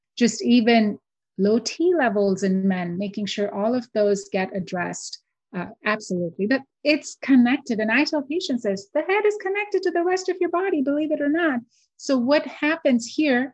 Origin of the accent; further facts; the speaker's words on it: India; now in Houston, Texas, United States; so I grew up in India. I'm born and raised in India.